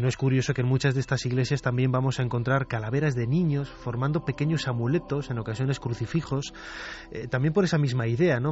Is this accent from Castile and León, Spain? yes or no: yes; León, Castile and León, Spain; No solamente como leonés, porque yo soy de, de allí, es, es, mi tierra